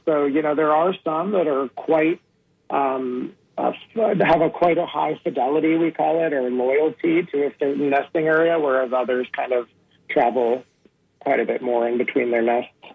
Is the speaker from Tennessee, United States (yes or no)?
yes; Memphis, Tennessee, United States; moved away; I grew up in Memphis, so we were kind of landlocked for the most part